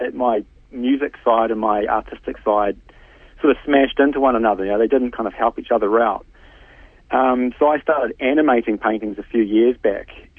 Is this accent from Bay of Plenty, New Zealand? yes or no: yes; Tauranga, Bay of Plenty, New Zealand; also born or lived in Morrinsville / Hamilton; now in Tauranga, New Zealand; I grew up in Tauranga, and when I left, I mean, I think I was 18 when I left